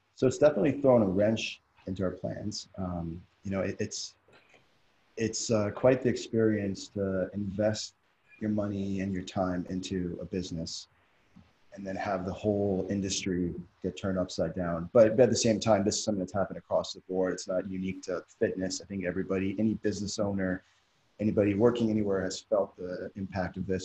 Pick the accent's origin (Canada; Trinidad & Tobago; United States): Canada; now in Doha, Qatar; I'm originally from Canada